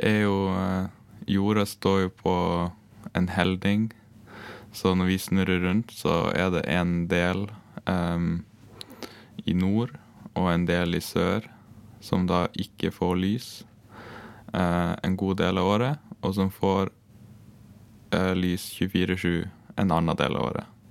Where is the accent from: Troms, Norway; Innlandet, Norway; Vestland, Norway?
Troms, Norway; Gratangen; jeg er fra Grattangen i uh, Troms